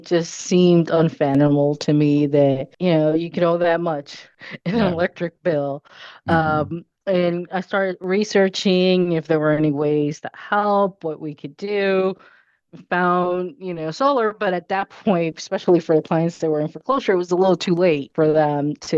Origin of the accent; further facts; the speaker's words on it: Puerto Rico; moved away; also born or lived in New York City, United States; I was born in New York City, but grew up in Puerto Rico